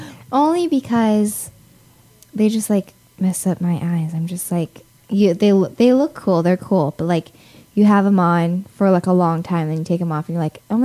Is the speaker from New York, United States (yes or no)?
no; Hawaii, United States; I'm Hawaiian, so, like, I have, like, all that Islander stuff.